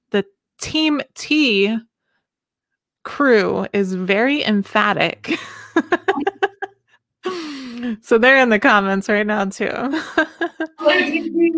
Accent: the South, United States; I'm from the South

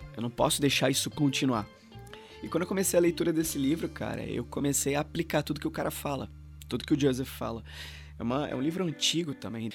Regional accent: Rio de Janeiro, Brazil; moved away as an adult; also born or lived in São Luís, Maranhão; eu sou daqui do Rio, mas eu fui para lá em 2010

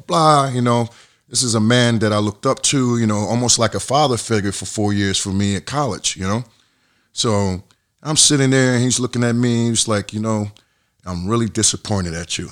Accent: Atlantic City, New Jersey, United States; moved away as an adult; also born or lived in Massachusetts / Spain; growing up in Atlantic City

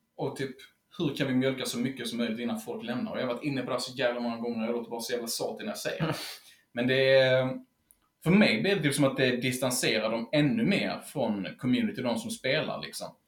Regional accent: Helsingborg, Skåne, Sweden; kommer vi även från Helsingborg

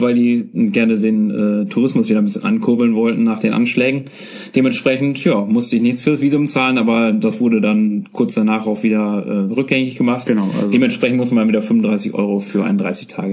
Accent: Germany; als Deutscher

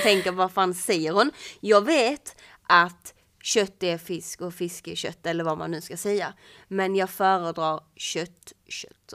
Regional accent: Kullabygden, Skåne, Sweden; ute i Kullabygden där jag kommer ifrån

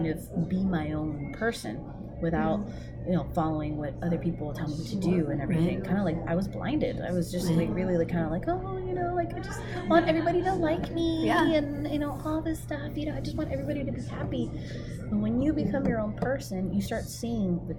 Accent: San Diego, California, United States; I'm from San Diego

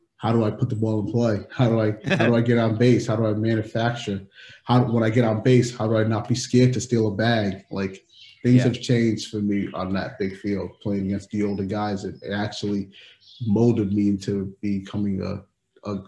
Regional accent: Providence, Rhode Island, United States; growing up in Providence

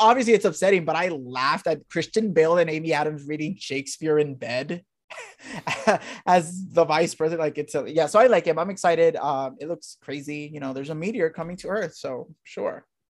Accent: Puerto Rico; moved away

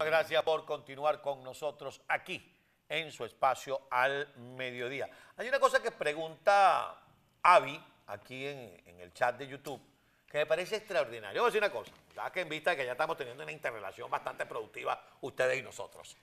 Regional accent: Venezuela; por venezolanos que somos

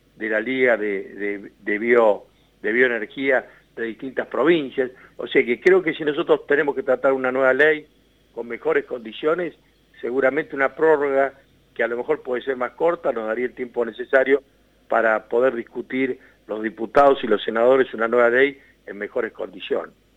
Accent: Serrano, Córdoba, Argentina; de Serrano Córdoba, de mi pueblo

